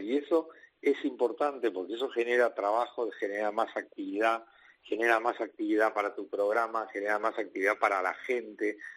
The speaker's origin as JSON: {"language": "Spanish", "country": "Argentina", "moved": "as an adult", "lives_now": "Spain", "said": "yo salí hace 20 años de mi país y en mi país, que es Argentina"}